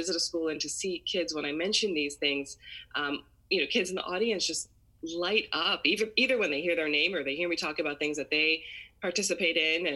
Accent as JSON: {"language": "English", "region": "Maryland", "country": "United States", "tie": "born or raised there", "said": "I grew up in the U.S. I was born and raised in Maryland, which is where I still live now."}